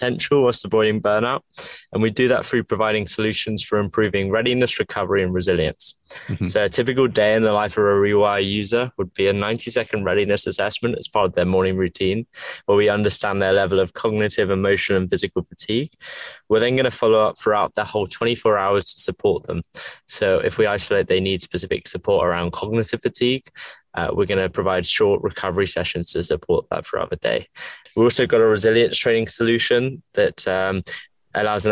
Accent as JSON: {"language": "English", "region": "England", "country": "United Kingdom", "tie": "born or raised there", "said": "If you can tell by my accent, I'm from England. Grew up a rugby player in England."}